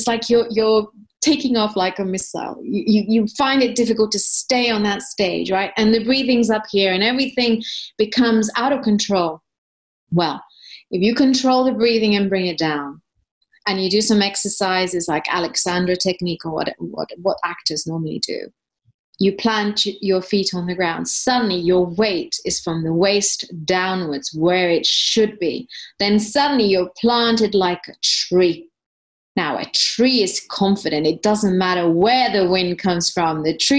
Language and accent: English; East Putney, London, United Kingdom; Well, I was from East Putney.